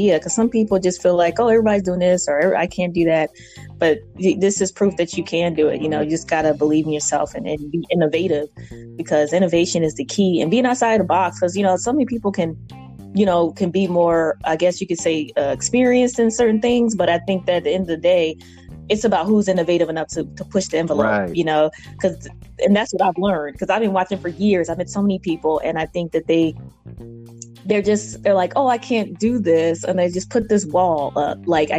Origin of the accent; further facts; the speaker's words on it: Virginia, United States; also born or lived in Atlanta, United States; just growing up in Virginia and Atlanta and just been all over Connecticut